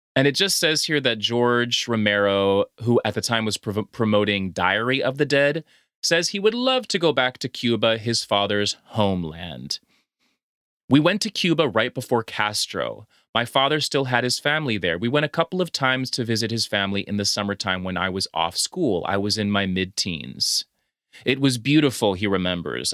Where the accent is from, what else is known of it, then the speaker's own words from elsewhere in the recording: Honduras; I'm from Honduras